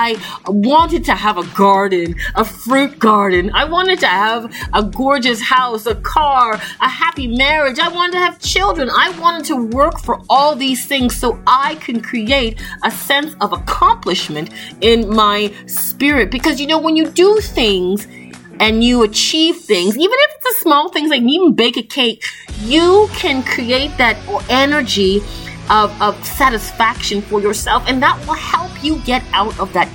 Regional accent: Toronto, Ontario, Canada; I grew up in Toronto, Canada, and I left home when I was about 11 years old

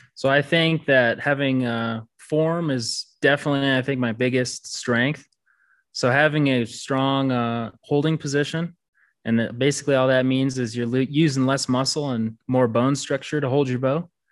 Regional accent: Red Wing, Minnesota, United States; moved away as an adult; now in Colorado, United States; I was born in Red Wing, Minnesota. I'm from there. I went to high school there and graduated

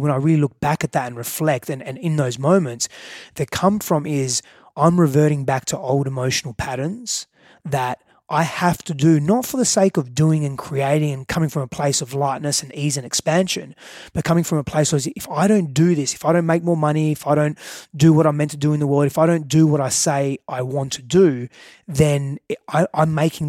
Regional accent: Australia; moved away as an adult; now in United States; I moved from Australia, a bigger fish in a small pond, to move into the US being a very small fish in a very bigger, far bigger

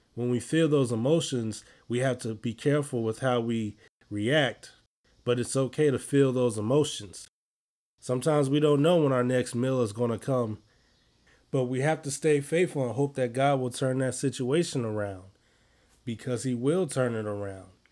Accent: Chicago, Illinois, United States; I'm from Chicago

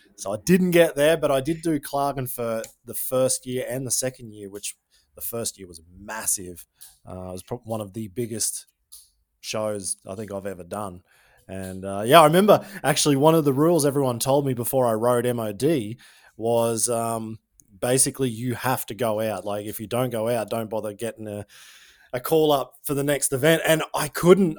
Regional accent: Tyro, north of Brisbane, Queensland, Australia; now in Germany; I'm from Tyro. It's about two hours north of Brisbane

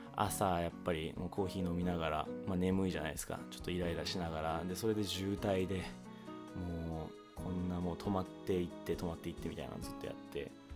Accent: Hawaii, United States; also born or lived in Japan; now in California, United States; 日本生まれハワイ育ちカリフォルニア在住のエンジニアの私

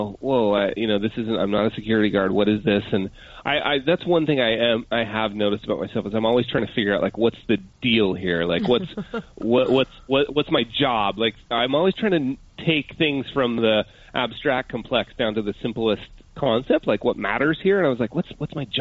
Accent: Utah, United States; moved away as an adult; also born or lived in Park City; now in Nelson, New Zealand; I'm a Utah kid, born and raised in Utah

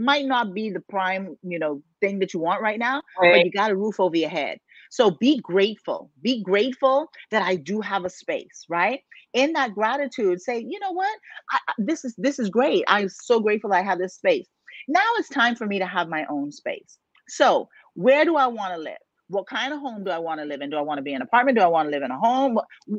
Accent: Bahamas; I'm from the islands. I was born and raised in the Bahamas, y'all. And so, you know, I grew up in the ocean

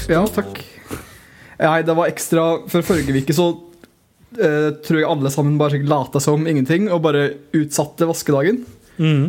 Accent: Telemark, Norway; jeg er fra Telemark

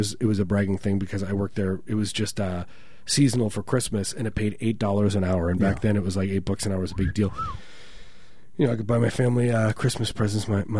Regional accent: Midwest, United States; growing up in the Midwest

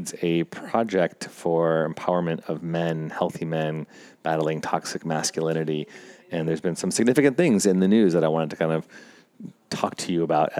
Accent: Chicago, Illinois, United States; now in California, United States; I'm from Chicago

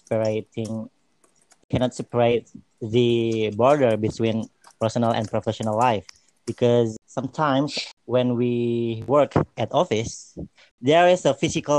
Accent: Depok, West Java, Indonesia; Depok City, which is really near to our office and my hometown

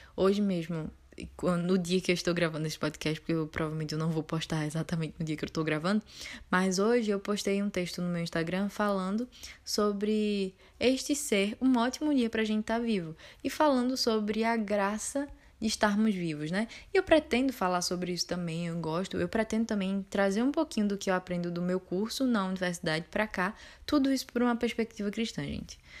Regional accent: Pernambuco, Brazil; accent: Pernambucano; eu sou de Pernambuco, é, acho que já deu para notar pela universidade e também pelo meu sotaque

